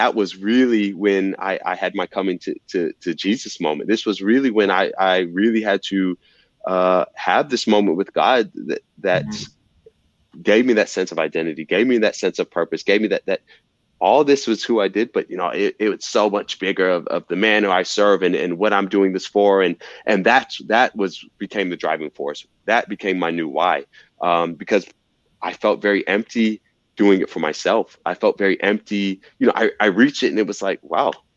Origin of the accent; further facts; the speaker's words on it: Fayetteville, Georgia, United States; I'm from Fayetteville, Georgia, you know, a city.